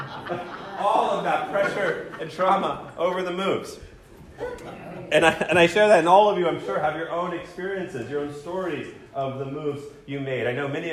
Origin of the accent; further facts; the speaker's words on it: College Station, Texas, United States; also born or lived in Virginia / North Carolina; I grew up in College Station and came to UT as a freshman